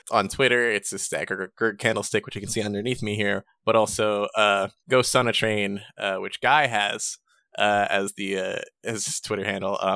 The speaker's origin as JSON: {"language": "English", "region": "Wales", "country": "United Kingdom", "said": "because I'm Welsh."}